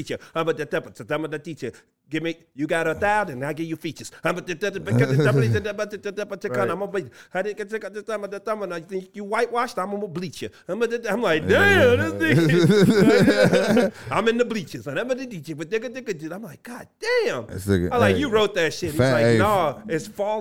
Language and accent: English; Chicago, Illinois, United States; it's great to live in Chicago, man, and to be from Chicago